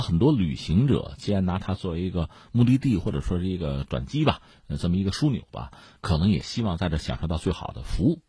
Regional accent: Hebei, China; 我们作为河北人更看重它对于京津冀，就整体经济社会发展的拉动作用嗯或者推动作用吧

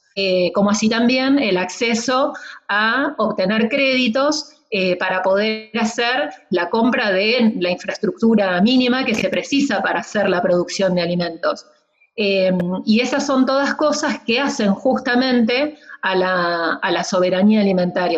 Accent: Buenos Aires Province, Argentina; now in San Martín de los Andes, Argentina; nací en el conurbano bonaerense

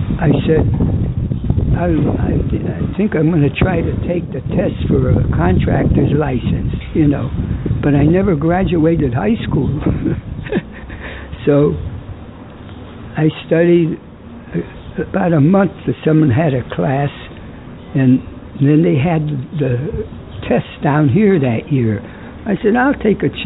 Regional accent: New Britain, Connecticut, United States; born or raised there

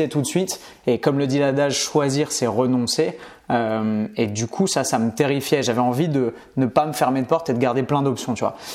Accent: Paris, Île-de-France, France; born there; also born or lived in Bastia / Montpellier / Nice / Orléans; J'ai énormément bougé, seulement en France métropolitaine. Euh, mais tu vois, j'ai habité, je suis né à Paris et ensuite j'ai habité à Bastia, à Montpellier, à Nice, à Orléans, à Clermont-Ferrand.

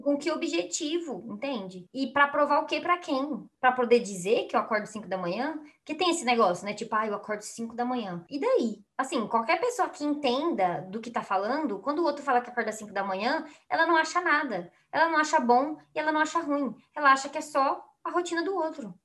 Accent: Brazil; A gente é brasileiro

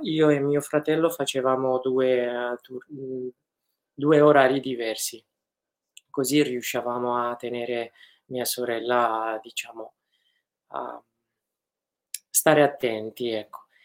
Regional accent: Afrin, Aleppo Governorate, Syria; now in Italy; sono nato ad Aleppo e cresciuto ad Afrin

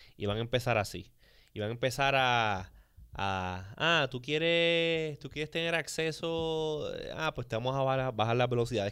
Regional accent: Puerto Rico; nosotros aquí en Puerto Rico

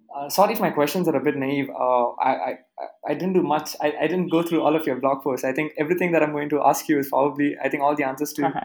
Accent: Karnataka, India; I'm from Karnataka, so I know a lot of people who have mm-hmm. been living here in Karnataka

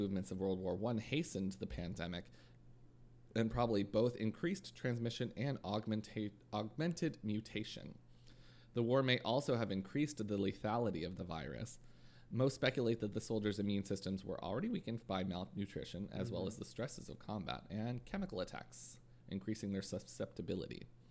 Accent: New Brunswick, Canada

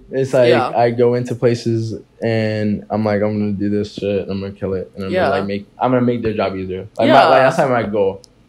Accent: Deltona, Florida, United States; also born or lived in Orlando, Florida; now in Gainesville, United States; I was born in Orlando, but okay. I was raised in Deltona, Florida.

